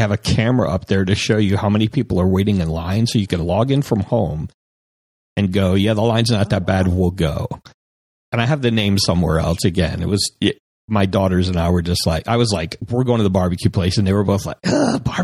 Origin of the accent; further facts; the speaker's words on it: Florida, United States; I'm from Florida, so I'm used to heat.